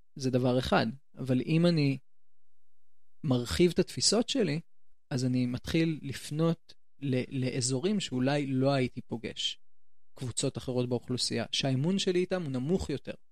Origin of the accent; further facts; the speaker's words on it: Jerusalem, Jerusalem District, Israel; מבית הכרם